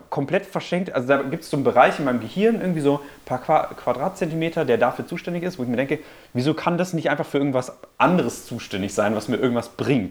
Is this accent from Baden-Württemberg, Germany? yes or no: no; Münster, North Rhine-Westphalia, Germany; moved away; Ich komme ja aus Münster